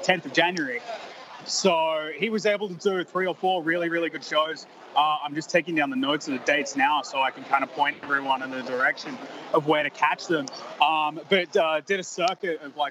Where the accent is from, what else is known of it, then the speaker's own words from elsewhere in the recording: Melbourne, Victoria, Australia; I'm from Melbourne, Australia